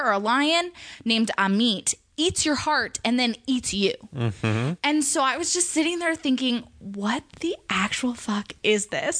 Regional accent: Thousand Oaks, California, United States; Thousand Oaks.

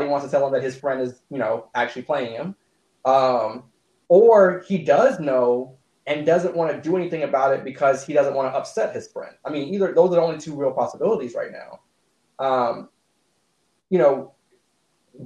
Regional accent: Savannah, Georgia, United States; I grew up in Savannah

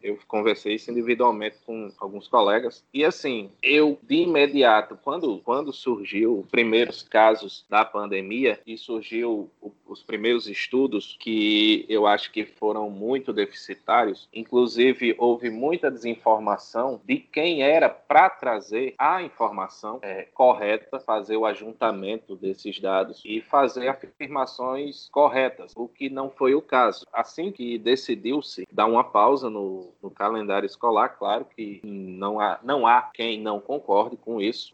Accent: São Paulo do Potengi, Rio Grande do Norte, Brazil; sou de São Paulo do Potengi

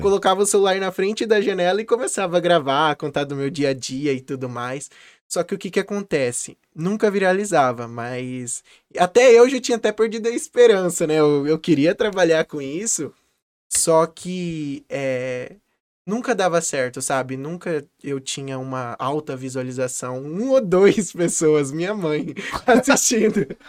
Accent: Campo Grande, Mato Grosso do Sul, Brazil; nascido e criado aqui em Campo Grande, a minha terra natal.

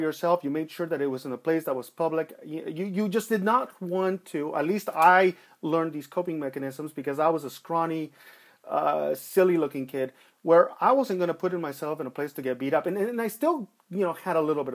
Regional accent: Los Angeles, California, United States; I grew up in East LA. I grew up, you know, in a rough part of time, and I grew up there during the 1980s

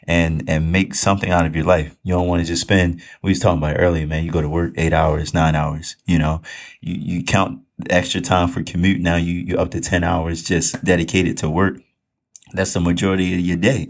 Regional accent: Baltimore, Maryland, United States; I'm from Baltimore. I ain't aiming much to it, you know. We born and raised in Baltimore all my life

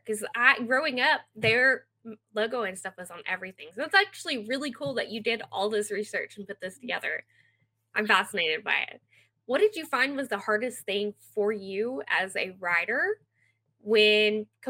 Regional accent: Idabel, Oklahoma, United States; my hometown in Idabel, Oklahoma.

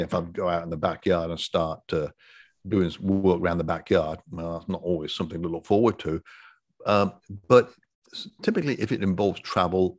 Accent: Coventry, West Midlands, United Kingdom; moved away as an adult; now in Destin, United States; I have an accent because I was born and raised in Coventry, England

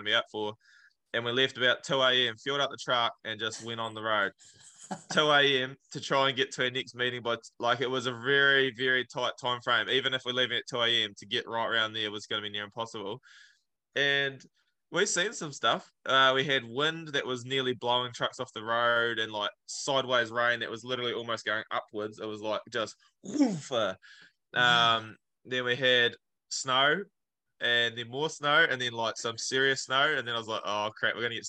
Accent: Clinton, Otago, New Zealand; Clinton, which is my hometown

